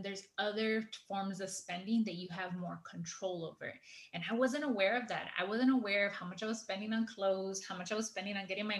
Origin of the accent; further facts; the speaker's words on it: Los Angeles, California, United States; I grew up in Echo Park